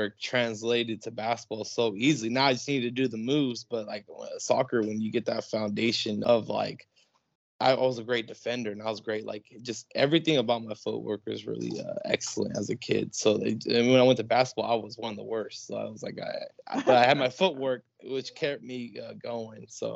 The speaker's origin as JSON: {"language": "English", "town": "Palm Springs", "region": "California", "country": "United States", "tie": "born or raised there", "also_born_or_lived": "La Quinta, California / Scottsdale, Arizona / Tempe, Arizona / Mesa, Arizona", "said": "I grew up in the Palm Springs area. I've lived here for most of my life. I lived in La Quinta, California."}